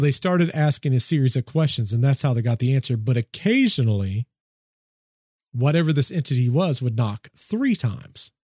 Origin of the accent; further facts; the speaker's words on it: United States; I'm from the States